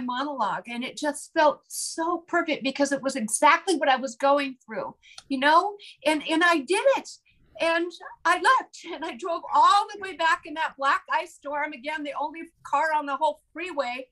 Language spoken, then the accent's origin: English; Portland, Oregon, United States; growing up in Portland, Oregon